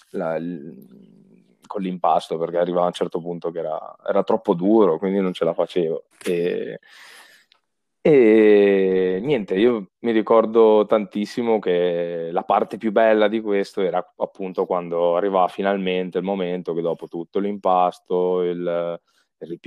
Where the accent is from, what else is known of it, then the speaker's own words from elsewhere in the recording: Piedmont, Italy; sono piemontese, eh, in effetti 100%, 100% piemontese, nato in Piemonte